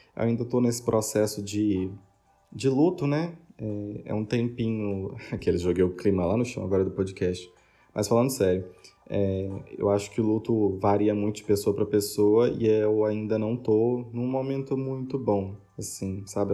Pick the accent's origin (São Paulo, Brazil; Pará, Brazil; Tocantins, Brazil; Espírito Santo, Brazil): São Paulo, Brazil; Ribeirão Preto; now in Minas Gerais, Brazil; apesar de ser de São Paulo, eu sou de Ribeirão Preto